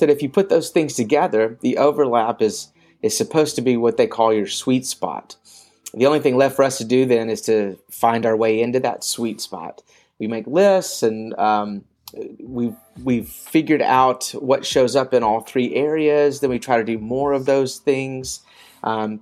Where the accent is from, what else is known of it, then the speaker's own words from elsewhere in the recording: Memphis, Tennessee, United States; moved away as an adult; also born or lived in China; now in Thailand; I'm originally from Memphis, Tennessee